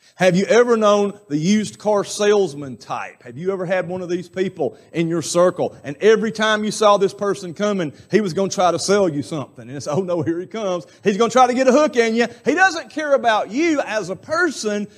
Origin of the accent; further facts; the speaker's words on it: Alabama, United States; I come from Alabama